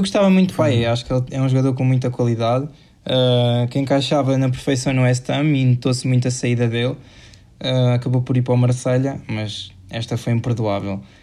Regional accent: Portugal; somos nós portugueses

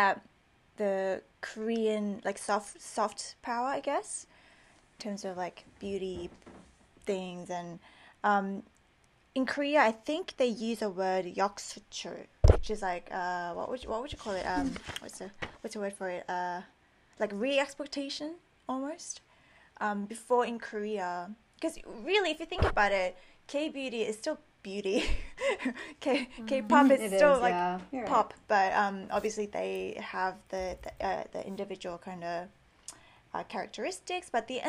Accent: Australia; Because growing up in Australia, there was none of that when I was, you know, little.

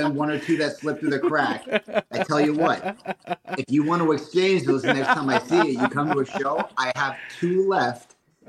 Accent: Bloomsburg, Pennsylvania, United States; I grew up in Bloomsburg, Pennsylvania.

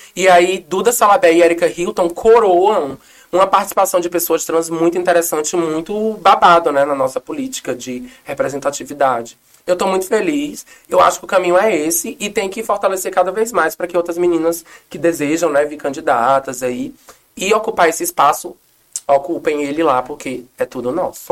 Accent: Aracatiaçu, Ceará, Brazil; moved away; Eu tenho muito orgulho de ser nordestina, cearense

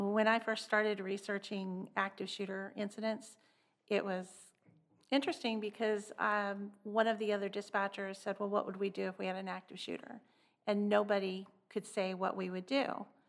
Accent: Clovis, New Mexico, United States; I grew up in a little town in New Mexico called Clovis

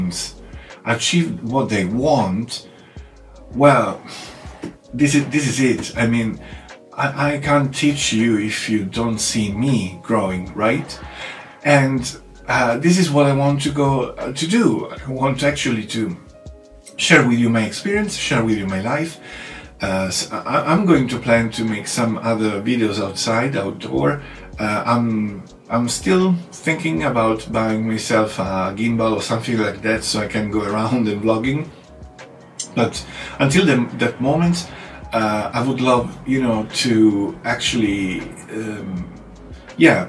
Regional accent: Italy; English is a second language; now in London, United Kingdom

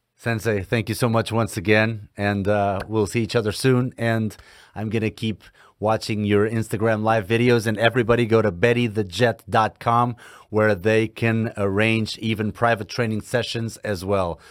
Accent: Portugal; I'm from Portugal

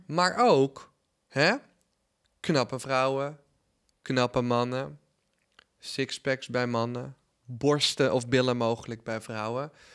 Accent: Netherlands; als Nederlander

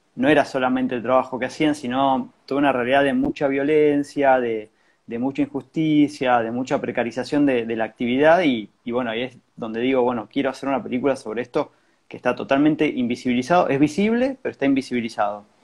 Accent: San Juan, Argentina; moved away as an adult; now in Buenos Aires, Argentina; Yo, soy de San Juan

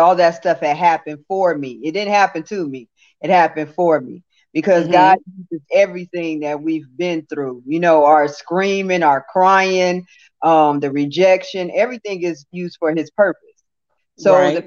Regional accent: West Hollywood, California, United States; also born or lived in Santa Monica, California / the South; I was born in Santa Monica, California. I was raised in West Hollywood, California.

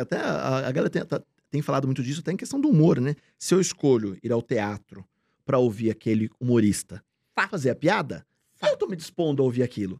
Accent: Bragança Paulista, São Paulo, Brazil; Eu sou de Bragança, a quarta melhor festa ex do peão do estado

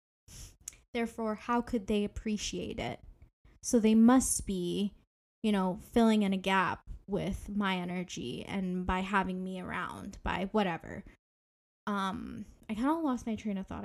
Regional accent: Ontario, Canada; I am from Ontario, Canada

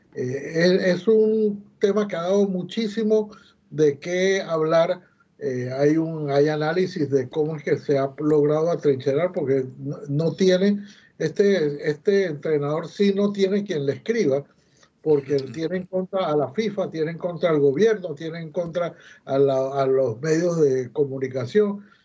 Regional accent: Panama; somos los panameños los que estamos manejando el canal

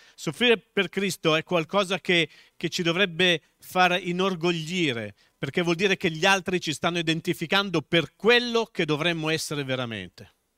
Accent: Milan, Lombardy, Italy; accent: Milanese; moved away as an adult; also born or lived in Tuscany; Dio non mi ha mai tolto l'accento milanese

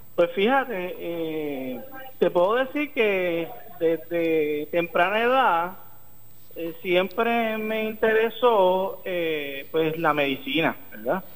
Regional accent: Arecibo, Puerto Rico; also born or lived in Caguas; yo me crié en Arecibo. Ok. Eh, mi, nací en Caguas, pero mi papá, mis papás se movieron por, toda la isla y eventualmente pues, me crié la mayor parte del tiempo en Arecibo.

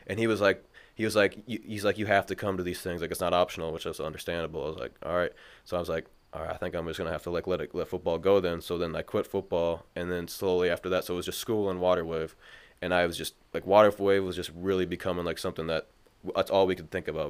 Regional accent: Mankato, Minnesota, United States; moved away as an adult; also born or lived in River Falls, Wisconsin; now in Minneapolis, United States; I'm from Mankato. I went to Mankato East High School.

